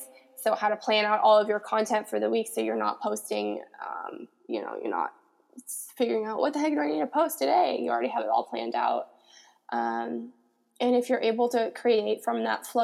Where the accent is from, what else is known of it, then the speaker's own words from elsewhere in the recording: Colorado, United States; now in Los Angeles, United States; growing up in Colorado, the mountain energy